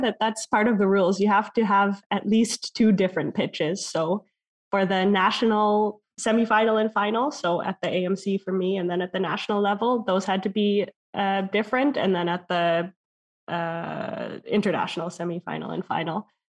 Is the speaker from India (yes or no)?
no; Canada; moved away; as a Canadian.